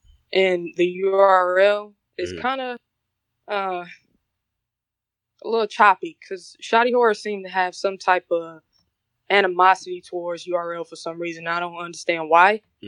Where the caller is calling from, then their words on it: Detroit, Michigan, United States; also born or lived in South Korea; I'm calling from Detroit.